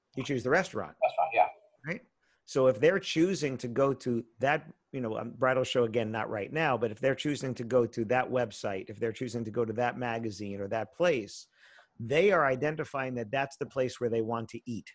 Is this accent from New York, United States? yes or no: yes; New York area, United States; I grew up in the New York area